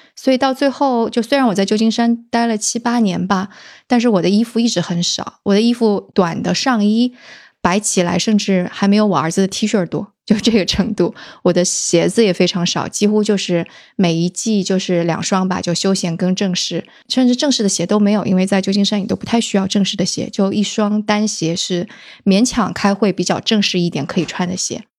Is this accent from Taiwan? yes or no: no; southern Jiangsu, China; 因为我是江苏人嘛，而且是那个，呃，江苏南部的人，所以做什么菜都爱放点儿糖